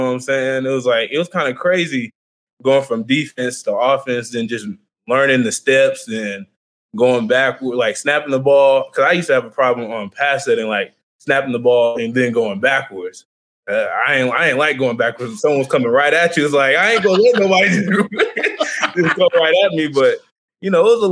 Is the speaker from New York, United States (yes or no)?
no; Lake Dallas, Texas, United States; moved away as an adult; now in Edmond, United States; I'm from Lake Dallas, Texas. I went to Lake Dallas High School.